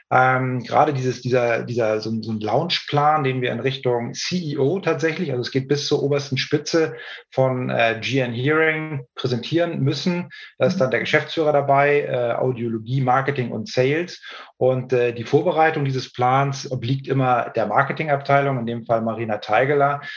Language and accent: German; Hamburg, Germany; also born or lived in Norderstedt; Ich bin äh, gebürtiger Hamburger, wohne in Norderstedt in der Nähe von Hamburg